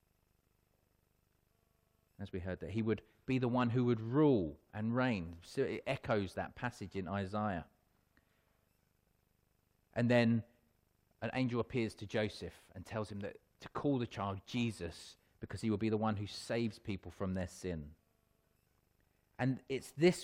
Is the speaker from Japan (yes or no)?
no; Wealdstone, London, United Kingdom; I was born in Radcliffe Road in Wealdstone. So not at hospital, I was born at home.